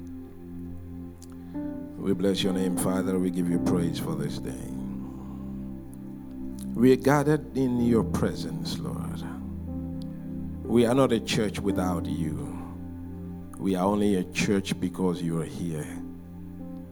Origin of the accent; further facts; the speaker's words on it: Ghana; we are coming from Ghana, which is in the west coast of Africa